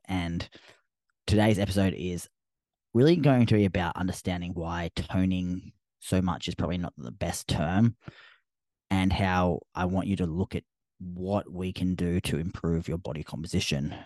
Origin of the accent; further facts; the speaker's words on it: Australia; accent: Australian; my Australian accent